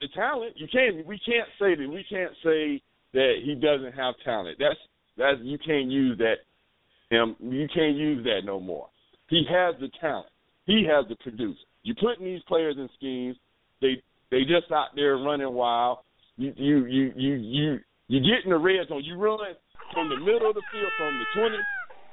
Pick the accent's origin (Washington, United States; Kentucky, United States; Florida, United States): Florida, United States; Jacksonville; also born or lived in Cincinnati, Ohio; I'm from Duval County